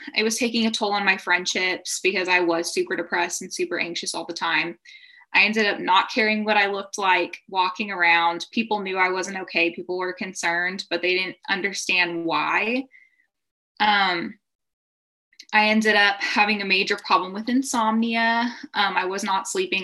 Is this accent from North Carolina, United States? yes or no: no; Texas, United States; I'm from Texas in the US